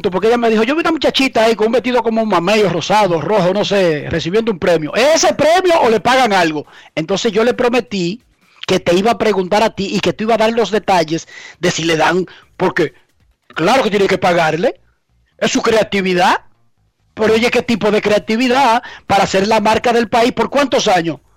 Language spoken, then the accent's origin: Spanish; Dominican Republic; Pero yo lo único que soy es dominicano, desde que nací.